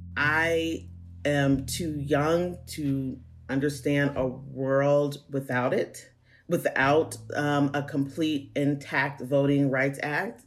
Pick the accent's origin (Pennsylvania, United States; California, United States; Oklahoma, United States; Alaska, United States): Pennsylvania, United States; Pittsburgh; moved away as an adult; also born or lived in Georgia; now in Atlanta, United States; growing up in Pittsburgh